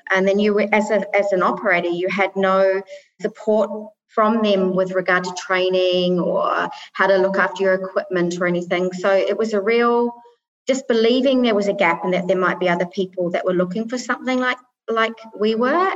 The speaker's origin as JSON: {"language": "English", "country": "New Zealand", "tie": "born or raised there", "also_born_or_lived": "Middle East", "moved": "as an adult", "lives_now": "United Arab Emirates", "said": "I'm originally from New Zealand and I've lived now for nearly 24 years, 23 and a half years in the Middle East."}